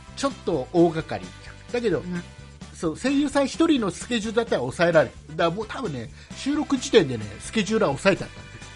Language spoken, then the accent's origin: Japanese; Kisarazu, Chiba, Japan; 千葉県の木更津市僕の地元